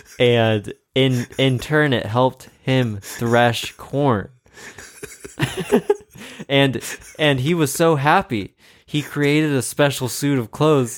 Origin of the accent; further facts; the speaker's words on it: Ireland; Wait, I am Irish.